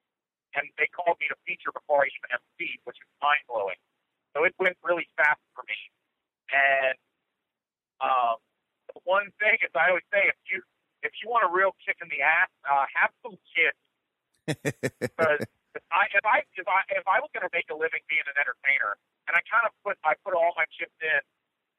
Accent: Pittsburgh, Pennsylvania, United States; I'm from Pittsburgh

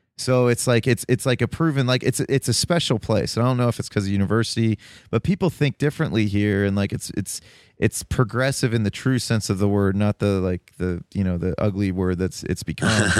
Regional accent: Toledo, Ohio, United States; now in Columbus, United States; I'm originally from Toledo.

